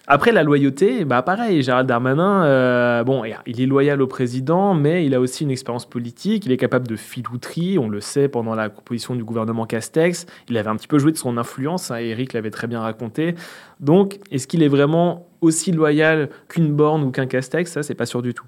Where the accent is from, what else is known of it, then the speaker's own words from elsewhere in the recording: Sarthe, Pays de la Loire, France; je suis de la Sarthe, moi je suis très attaché aux gens qui viennent de chez moi